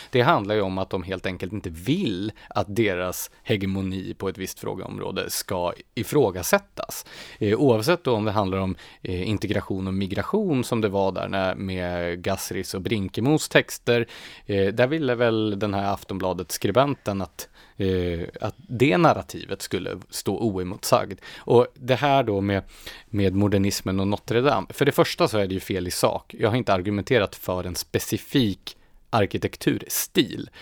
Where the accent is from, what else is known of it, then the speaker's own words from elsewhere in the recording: Gävle, Gävleborg County, Sweden; moved away; Jag är ju uppvuxen i Gävle